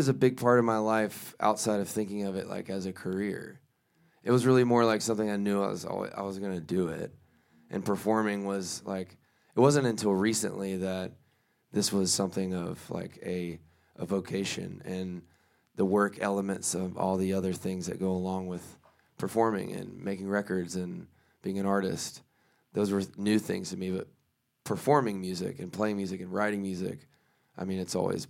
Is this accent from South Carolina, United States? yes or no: yes; South Carolina, United States; born there; moved away as an adult; also born or lived in Belgium; Moved around a lot. I was born on the coast of South Carolina. And then we moved like 100 times.